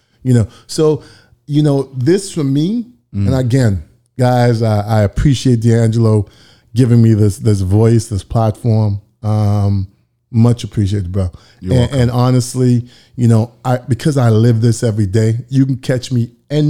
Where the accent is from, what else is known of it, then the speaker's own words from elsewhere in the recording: Toronto, Ontario, Canada; And just for the record, I am from Toronto, so I'm not an American.